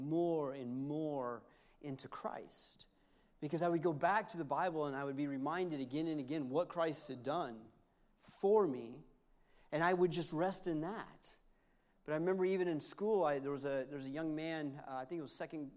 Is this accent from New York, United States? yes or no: no; Knoxville, Tennessee, United States; moved away as an adult; now in Montgomery, United States; we're from Knoxville, Tennessee